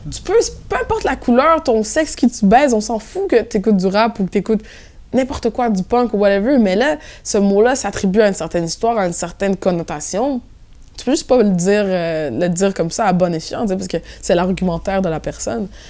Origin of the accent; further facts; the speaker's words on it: Montreal, Quebec, Canada; accent: Québécois; moved away as an adult; now in Brussels, Belgium; j'ai grandi à Montréal-Nord.